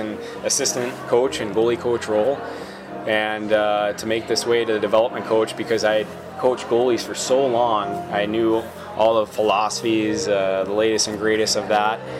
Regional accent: Boston, Massachusetts, United States; moved away; in Boston, which is my hometown

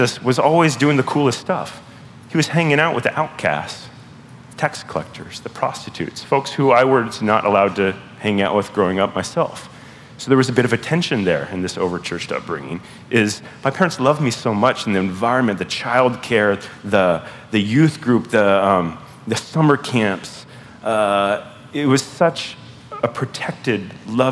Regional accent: Southern California, United States; now in Pacific Northwest, United States; grew up in Southern California in an evangelical church

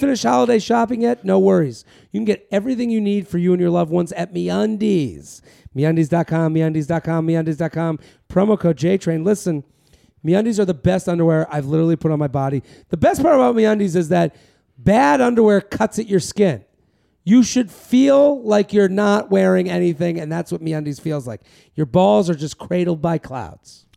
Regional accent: Massachusetts, United States; I'm from Massachusetts

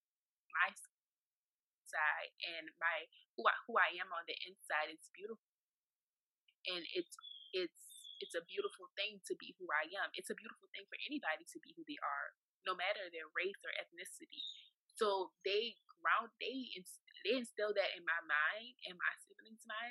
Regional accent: New Orleans, Louisiana, United States; moved away; also born or lived in Saudi Arabia; From New Orleans, Louisiana, and I know that I have a strong accent

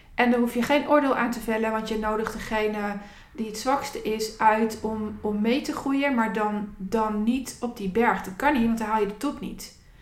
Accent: Zutphen, Gelderland, Netherlands; de wijken waar ik ben opgegroeid. Daar was groot dromen ja, niet. Eh, het was geen dagelijks kost. En ehm, eh, mensen die in deze wijk opgroeiden, wijken. Ik heb alle achterstandswijken van Zutphen gehad

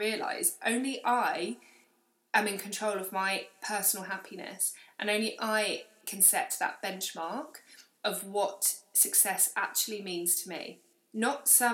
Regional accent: London, United Kingdom; moved away as an adult; now in Manchester, United Kingdom; as a Londoner

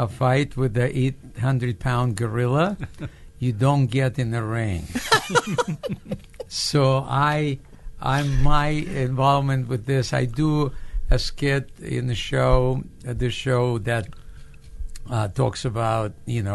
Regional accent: Odesa, Odesa Oblast, Ukraine; English is a second language; moved away as an adult; now in United States; I grew up in Odessa. It's a city in the Black Sea, which is considered a capital of humor of old Soviet Union

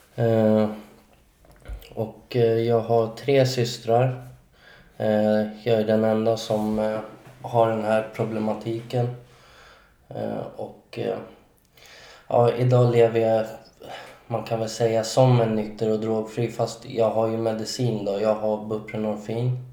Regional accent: Solna, Stockholm County, Sweden; jag är född och uppvuxen i Solna

